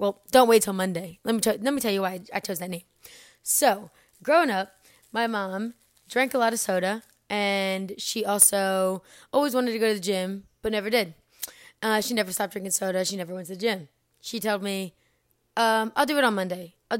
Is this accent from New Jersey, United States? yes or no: yes; New Jersey, United States; moved away as an adult; now in North Carolina, United States; I was born and raised in South Jersey, right over the bridge from Philadelphia. I Now, though, I live in North Carolina.